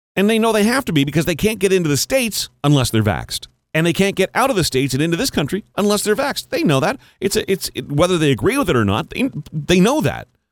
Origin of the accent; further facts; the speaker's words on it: Canada; the year that I was in kindergarten was the first year that French immersion was even offered in Canada